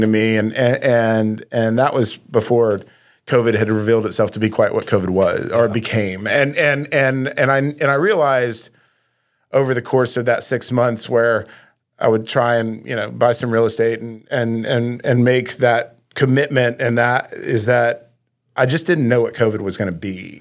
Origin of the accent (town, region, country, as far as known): Little Rock, Arkansas, United States; born or raised there